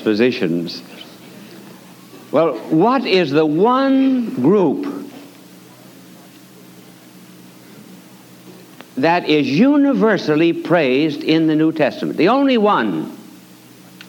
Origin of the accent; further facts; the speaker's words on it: United States; as an American